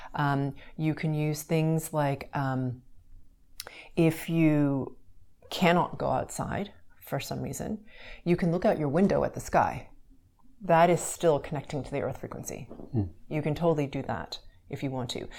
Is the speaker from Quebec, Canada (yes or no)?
yes; Montreal, Quebec, Canada; I grew up in Montreal, Canada, where there was winter